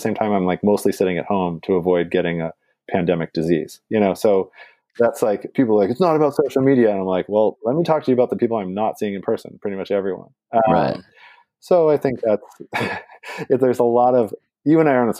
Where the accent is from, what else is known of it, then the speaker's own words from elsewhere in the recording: Portland, Oregon, United States; now in East Coast, United States; to be on the East Coast and to have my hometown in the national news